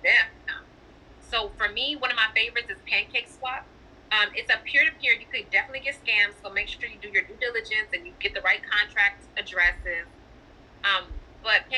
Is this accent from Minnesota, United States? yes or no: no; Chicago, Illinois, United States; I'm from Chicago